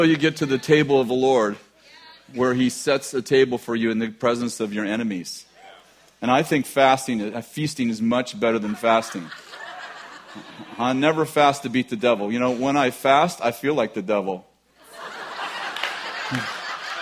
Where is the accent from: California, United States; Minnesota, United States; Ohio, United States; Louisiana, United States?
California, United States; we're from California